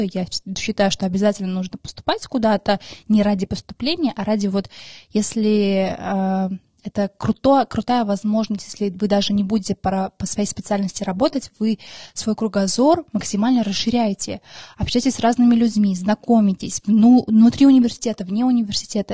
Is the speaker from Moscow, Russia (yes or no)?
yes; Moscow, Russia; Russian is a second language; also born or lived in Maralik, Shirak Province, Armenia; мне 24 года, я из Москвы. И я обожаю Москву, собственно, тут живу уже 20 лет